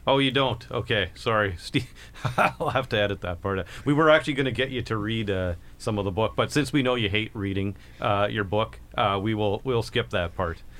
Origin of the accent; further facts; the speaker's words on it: Kingston, Ontario, Canada; we're both from Kingston